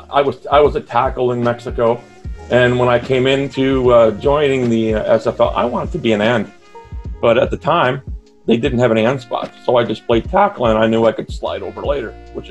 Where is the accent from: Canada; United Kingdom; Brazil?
Canada; Burlington, Ontario; I'm from Burlington, Ontario, Canada, which is about, which is a suburb of Toronto, about maybe an hour outside of the main city. Mm-hmm. I'm retired.